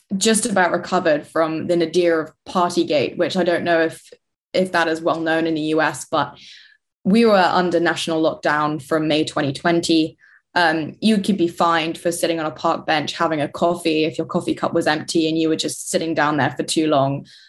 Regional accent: London, United Kingdom; moved away as an adult; now in Bristol, United Kingdom; I was born and raised in London, so I'm a city gal

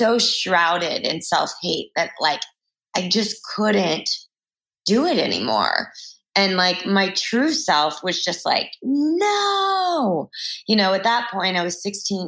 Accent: Texas, United States; growing up in Texas

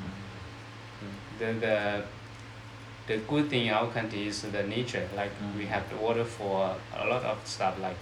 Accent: Laos; moved away as an adult; now in China; I come from Laos, and it's like my first day I come to China

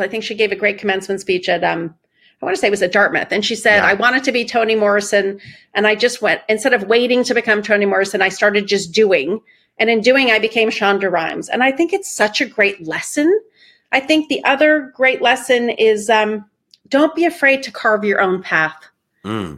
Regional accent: Iran; moved away; I grew up in Iran. We left in the middle of a revolution

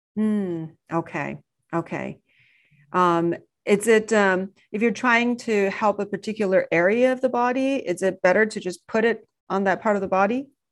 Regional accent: China; moved away; growing up in China

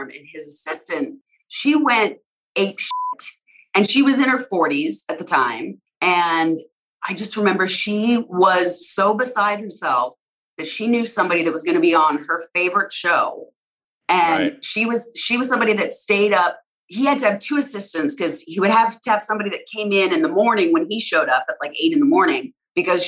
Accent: Alberta, Canada; now in United States; I'm American now too, but I grew up in Canada, in Alberta

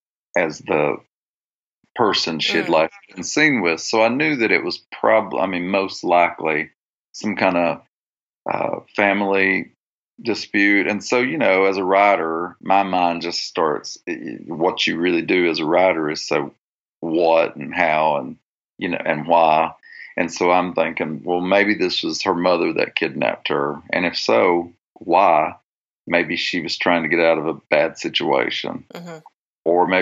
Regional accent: the South, United States; no matter where I go in the world, if I tell them I'm from the South, and then if I would say I'm Christian, a lot of people would have an instant idea.

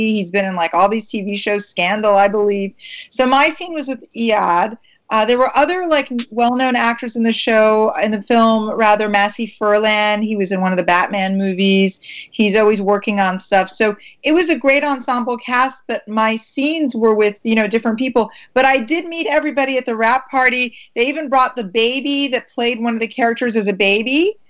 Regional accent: Maryland, United States; The East Coast was expensive. I'm from Maryland.

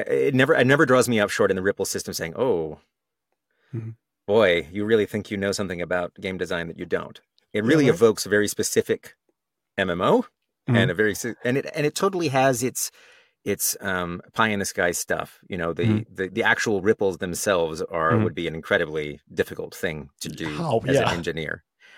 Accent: Texas, United States; accent: Texas; Well, I grew up in Texas, so I used to have an accent.

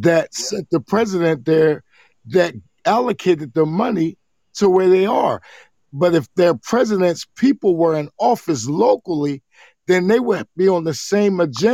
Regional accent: New Jersey, United States; now in Ohio, United States; I'm in Ohio. Now, understand, I'm from Jersey

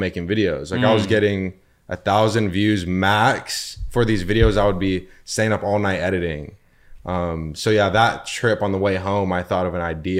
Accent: Inland Empire, California, United States; I grew up in the Inland Empire

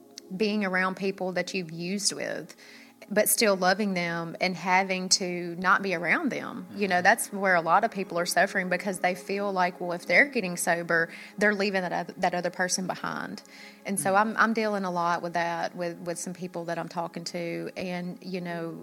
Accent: Memphis, Tennessee, United States; accent: Southern; moved away; we're from Memphis

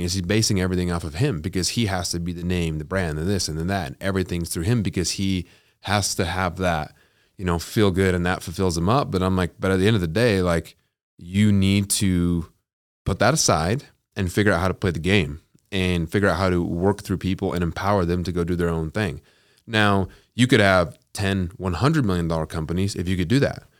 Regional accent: Utah, United States; I'm from Utah

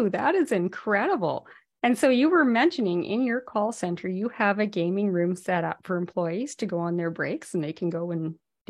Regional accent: Whitehorse, Yukon, Canada; moved away; Now, I'm from the Yukon originally, from Whitehorse

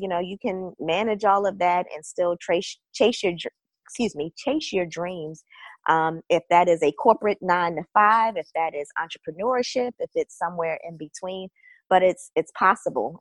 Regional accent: Baltimore, Maryland, United States; moved away as an adult; now in Northern Virginia, United States; I am originally from Baltimore, but I've been in the Northern Virginia area for about 10 years now

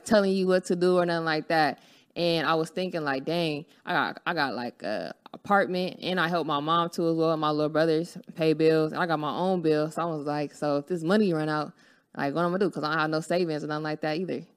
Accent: Los Angeles, California, United States; I'm from Los Angeles, California. I grew up on, you know, Florence and um, Van, Vaness

